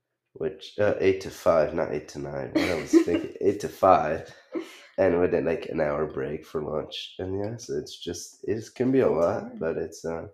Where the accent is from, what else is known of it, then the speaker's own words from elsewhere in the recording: France; accent: French; English is a second language; now in United States; I go back to France to see my family and I come back, my accent it's way stronger.